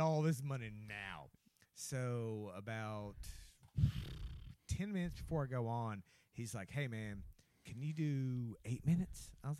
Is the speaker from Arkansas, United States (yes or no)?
yes; Arkansas, United States; I grew up in Arkansas.